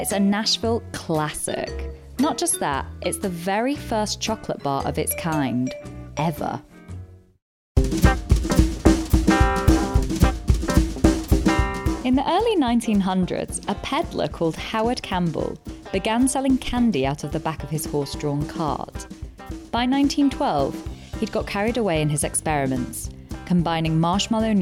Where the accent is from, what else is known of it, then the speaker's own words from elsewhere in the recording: United Kingdom; we are British